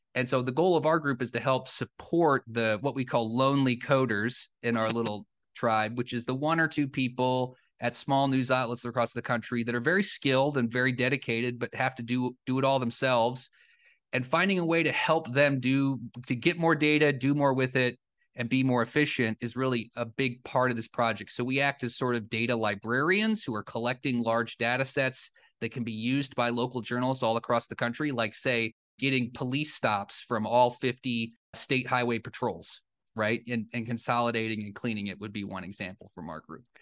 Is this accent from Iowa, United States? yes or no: yes; Cedar Rapids, Iowa, United States; moved away; the paper where I grew up in the Cedar Rapids Gazette in Eastern Iowa